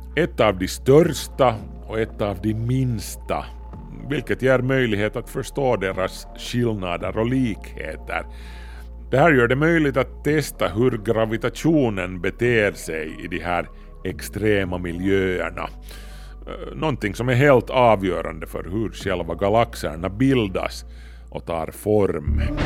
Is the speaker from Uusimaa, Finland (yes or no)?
yes; Kauniainen, Uusimaa, Finland; Stenbergsvägen 8, 02700 Grankulla, Finland